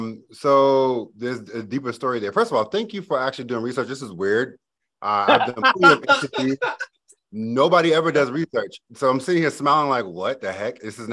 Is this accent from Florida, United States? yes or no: no; Boston, Massachusetts, United States; So I was born and raised in Boston, Massachusetts. And if you know anything about Boston, it's not what you see on TV.